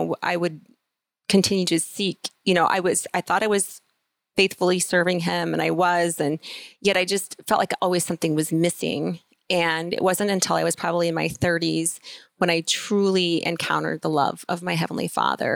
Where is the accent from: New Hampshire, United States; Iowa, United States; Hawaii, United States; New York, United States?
Iowa, United States; we currently live in Kelowna, Iowa, and we live on the farm where I was born and raised